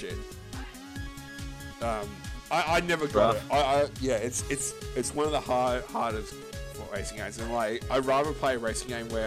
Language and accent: English; Australia; I'm Australian